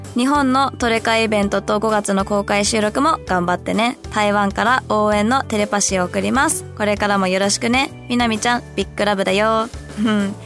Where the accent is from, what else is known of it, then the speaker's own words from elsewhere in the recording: United States; also born or lived in Hong Kong; アメリカで育った